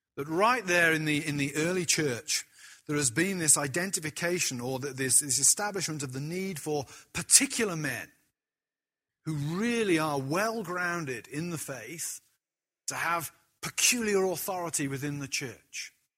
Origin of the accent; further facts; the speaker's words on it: United Kingdom; as a British person